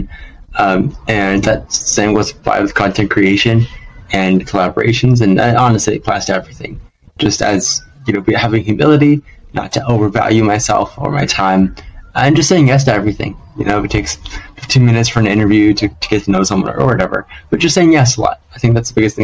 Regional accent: Los Angeles, California, United States; LA, my hometown

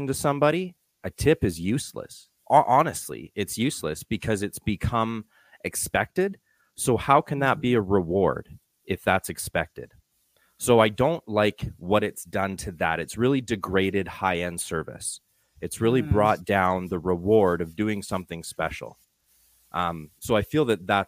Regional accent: Calgary, Alberta, Canada; I'm from Calgary, Canada.

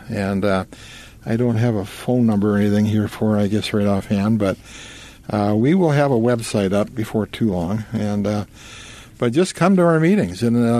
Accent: Brainerd, Minnesota, United States; I was born and raised, lucky enough to be born and raised in Brainerd.

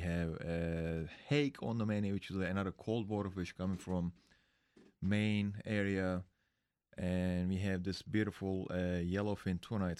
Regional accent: Istanbul, Turkey; now in United States; I'm from Istanbul.

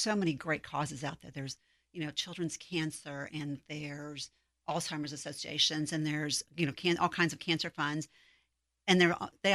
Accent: South Bend, Indiana, United States; moved away as an adult; now in Texas, United States; I'm originally from South Bend, Indiana. So I moved here 1,000 miles away from any family.

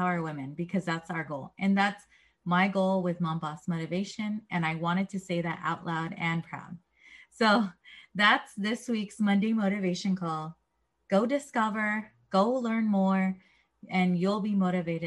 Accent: San Diego, California, United States; I grew up in San Diego, and I grew up in a certain 1 mile radius.

